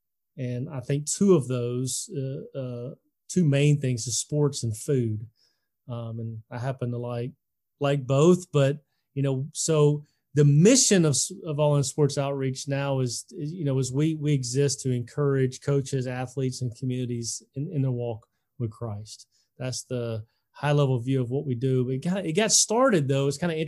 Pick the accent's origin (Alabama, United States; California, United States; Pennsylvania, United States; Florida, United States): Alabama, United States; Selma; I was born and raised in Selma, Alabama, very historic town.